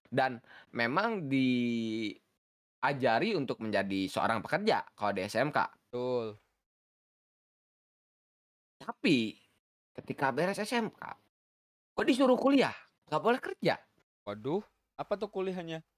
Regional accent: Bandung, West Java, Indonesia; gue gua pun ketemu saya orang Bandung

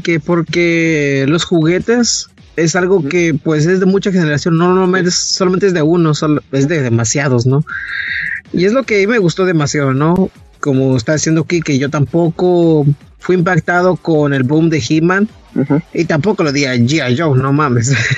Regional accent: northern border, Mexico; moved away; yo crecí en la frontera

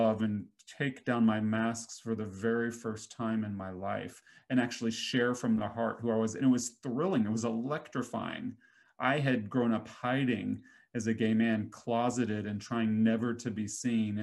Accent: Nashville, Tennessee, United States; I grew up in Nashville, which has a huge entertainment scene

